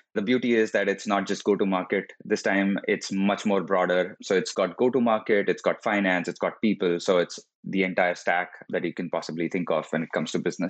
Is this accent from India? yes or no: yes; India; moved away as an adult; also born or lived in Florida; now in San Francisco, United States; I am originally from India. I studied there, worked for a couple of years before coming to the US